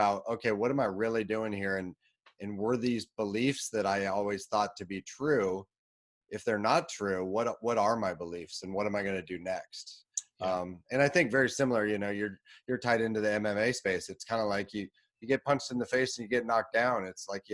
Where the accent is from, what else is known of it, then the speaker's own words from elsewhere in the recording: Portland, Oregon, United States; I grew up in the Portland, Oregon area